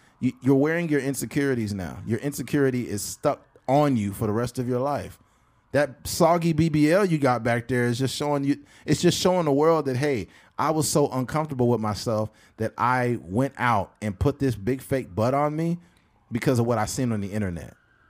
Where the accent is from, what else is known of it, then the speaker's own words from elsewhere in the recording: Bakersfield, California, United States; we are from Bakersfield, California.